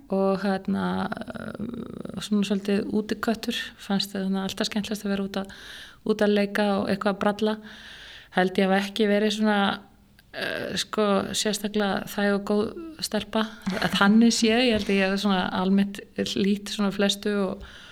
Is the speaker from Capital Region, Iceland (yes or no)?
yes; Reykjavík, Capital Region, Iceland; Ég er alveg upp í Reykjavík, í Fossóinum nánatilteki. Bara var þar alla mína barnasku